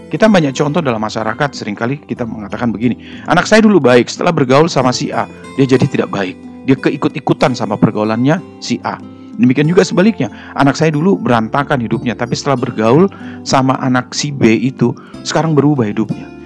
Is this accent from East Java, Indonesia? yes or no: yes; Surabaya, East Java, Indonesia; Saya ini arek Surabaya.